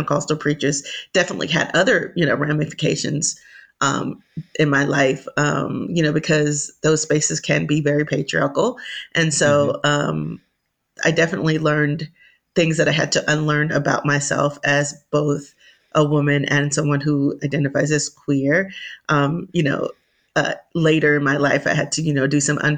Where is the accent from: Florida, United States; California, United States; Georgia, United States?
Florida, United States; Miami; I was born and raised in Miami, Florida